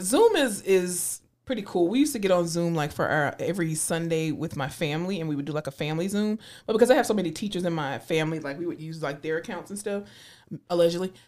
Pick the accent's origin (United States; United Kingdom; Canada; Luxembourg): United States; Florida; moved away; also born or lived in Tallahassee; my home state, Florida